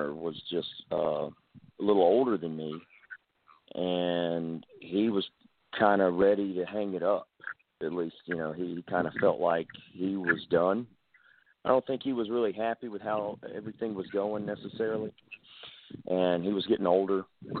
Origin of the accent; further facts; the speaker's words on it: Mobile, Alabama, United States; I'm from from Mobile, Alabama